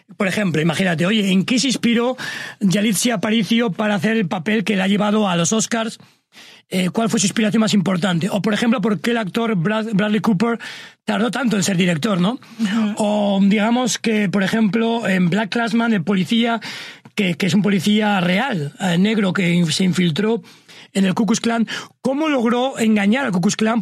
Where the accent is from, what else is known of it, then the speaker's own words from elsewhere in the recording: Sangüesa, Navarre, Spain; moved away; also born or lived in Pamplona; yo soy de un pueblo así pequeño, de unos 5.000 habitantes, se llama Sangüesa